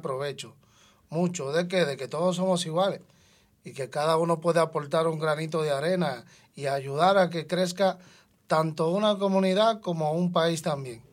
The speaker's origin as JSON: {"language": "Spanish", "country": "Dominican Republic", "moved": "yes", "lives_now": "Madrid, Spain", "said": "yo que vengo de Dominicana"}